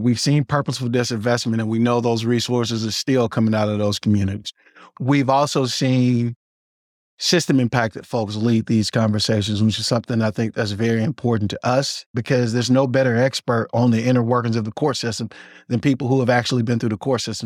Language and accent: English; Mississippi, United States; now in Illinois, United States; I'm originally from Mississippi.